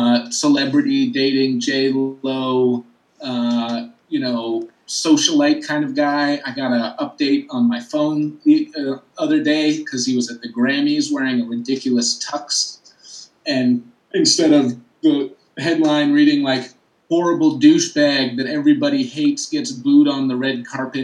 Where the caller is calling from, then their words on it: Brooklyn, New York, United States; I'm broadcasting live from Brooklyn, New York.